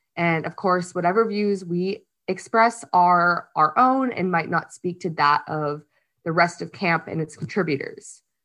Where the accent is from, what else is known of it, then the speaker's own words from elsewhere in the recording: Dover, New Hampshire, United States; moved away as an adult; also born or lived in Massachusetts; now in Portland, United States; I grew up in New Hampshire, ran at Dover High